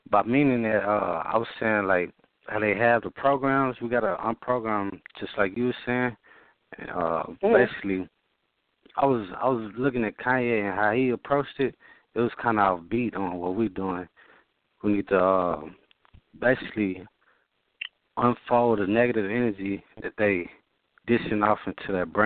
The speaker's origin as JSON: {"language": "English", "town": "Austin", "region": "Texas", "country": "United States", "said": "I'm from Austin, Texas."}